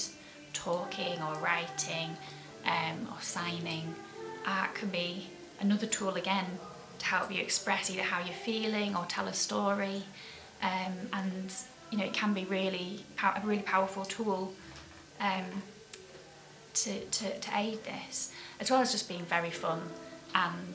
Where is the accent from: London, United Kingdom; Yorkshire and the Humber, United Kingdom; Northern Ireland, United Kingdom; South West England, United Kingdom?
Yorkshire and the Humber, United Kingdom; Keighley; my hometown, Keighley. And growing up here